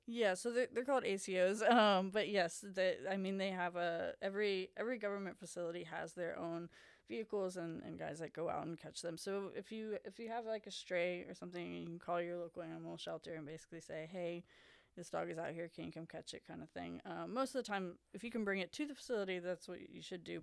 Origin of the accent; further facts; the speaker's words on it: Baton Rouge, Louisiana, United States; now in Lafayette, United States; I grew up in the Baton Rouge area